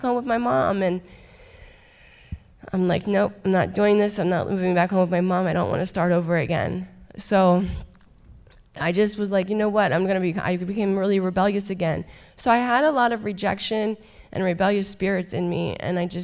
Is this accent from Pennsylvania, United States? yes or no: yes; Halifax, Pennsylvania, United States; I'm originally from Halifax. I grew up in a very broken home